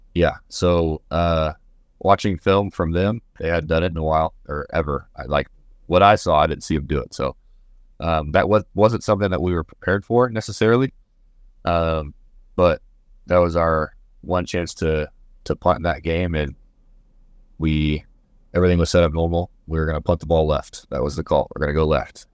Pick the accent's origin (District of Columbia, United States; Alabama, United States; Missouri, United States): Missouri, United States; moved away as an adult; now in Kansas, United States; I'm from Missouri